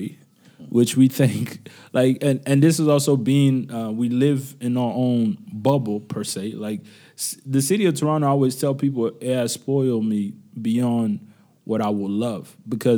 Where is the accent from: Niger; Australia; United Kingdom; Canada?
Niger; moved away; Niamey, which is my home country